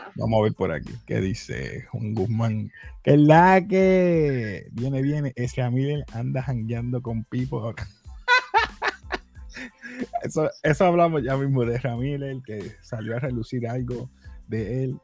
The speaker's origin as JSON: {"language": "Spanish", "country": "Puerto Rico", "said": "yo soy latino, con orgullo, boricua"}